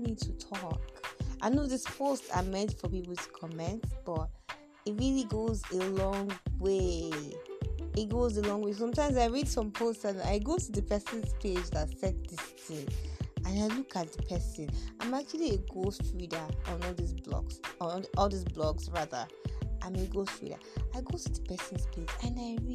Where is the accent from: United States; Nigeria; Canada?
Nigeria; I'm also a Nigerian